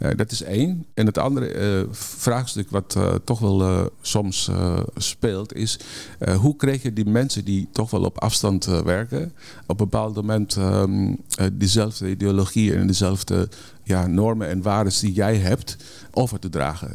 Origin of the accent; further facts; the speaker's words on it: Netherlands; wij als Nederlanders